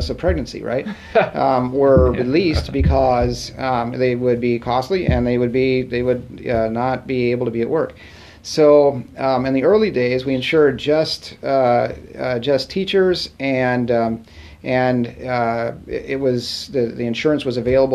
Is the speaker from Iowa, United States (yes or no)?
yes; Muscatine, Iowa, United States; also born or lived in Sauk City, Wisconsin; now in Wisconsin, United States; growing up in Muscatine, Iowa